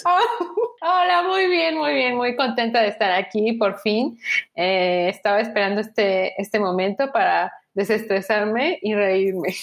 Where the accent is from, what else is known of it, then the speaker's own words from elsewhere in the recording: Tuxtla Gutiérrez, Chiapas, Mexico; moved away as an adult; now in Mexico City, Mexico; Yo soy de Chiapas, de Tuxtla Gutiérrez, Chiapas, eh, un estado al sur de México. Y eh, hoy en día vivo en la gran y bella, hermosa Ciudad de México